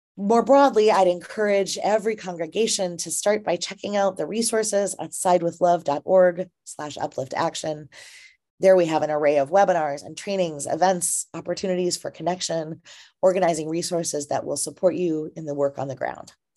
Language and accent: English; Minnesota, United States; my home state of Minnesota